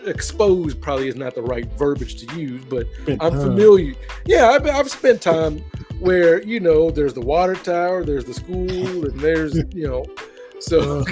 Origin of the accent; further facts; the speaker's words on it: Louisville, Kentucky, United States; I was born and raised in Louisville. Yes. My mother's from Memphis. technically she's from Cordova, Tennessee.